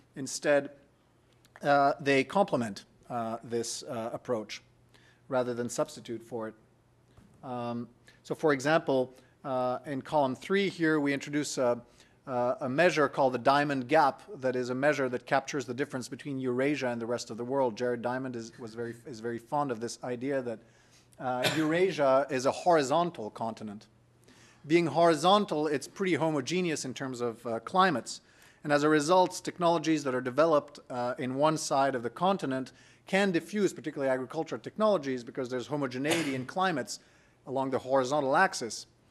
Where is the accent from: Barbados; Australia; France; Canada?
France; I'm from France